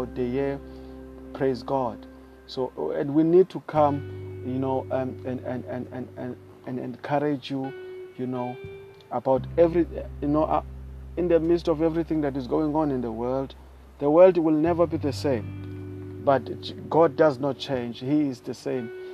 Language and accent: English; South Africa; I am Latter-day Preacher. I come all the way from South Africa.